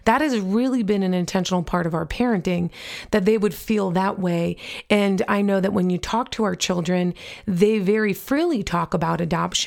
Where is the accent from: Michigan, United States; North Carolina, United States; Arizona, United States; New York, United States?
New York, United States; I grew up in New York